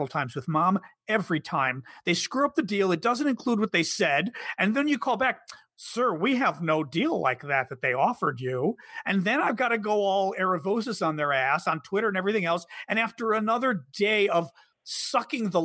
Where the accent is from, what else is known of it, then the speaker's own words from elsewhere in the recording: Chicago, Illinois, United States; now in Washington, D.C., United States; I'm Chicagoan too